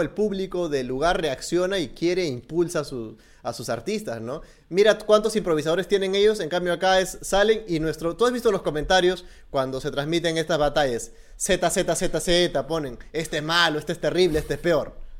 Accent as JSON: {"language": "Spanish", "country": "Peru", "said": "nosotros como peruanos"}